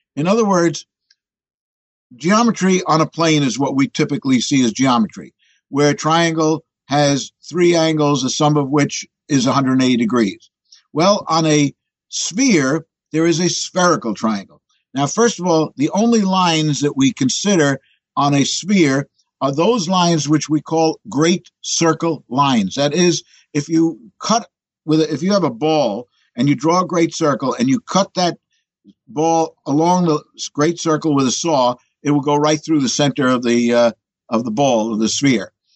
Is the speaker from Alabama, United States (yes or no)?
no; New York City, New York, United States; I'm a born New Yorker. As a matter of fact, born in Manhattan